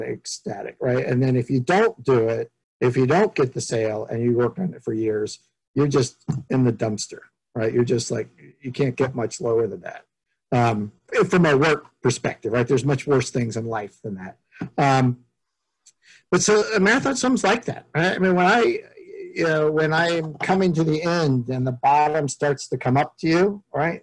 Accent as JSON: {"language": "English", "area": "San Francisco Bay Area", "region": "California", "country": "United States", "tie": "born or raised there", "said": "growing up in San Francisco Bay Area"}